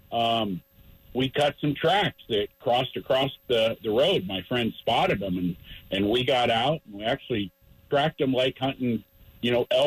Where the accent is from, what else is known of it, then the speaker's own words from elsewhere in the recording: Littleton, Colorado, United States; I was born and raised in Littleton